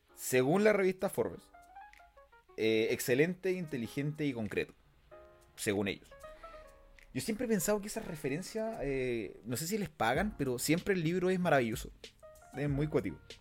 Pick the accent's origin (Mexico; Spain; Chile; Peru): Chile; Punta Arenas, Magallanes and Chilean Antarctica; Vengo del sur de Chile, de la región más austral del país. Nací en Punta Arenas, región de Magallanes.